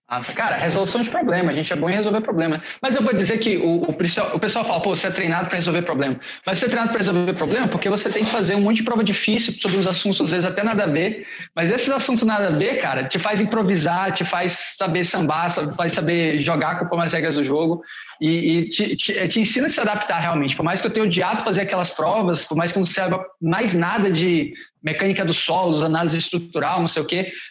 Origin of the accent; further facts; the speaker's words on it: Maranhão, Brazil; moved away as an adult; also born or lived in Porto Alegre; eu sou um maranhense que veio para Porto Alegre para fazer mestrado em engenharia civil.